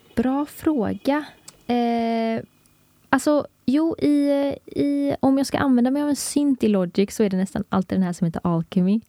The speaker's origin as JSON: {"language": "Swedish", "town": "Gothenburg", "region": "Västra Götaland", "country": "Sweden", "said": "vi är båda från Göteborg"}